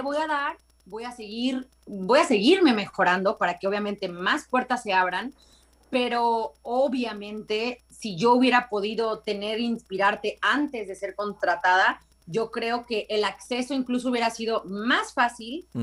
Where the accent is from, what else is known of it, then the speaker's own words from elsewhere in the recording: Veracruz, Mexico; moved away as an adult; now in Los Angeles, United States; Yo soy mexicana, soy de Veracruz, pero hace 10 años que radico en Los Ángeles en California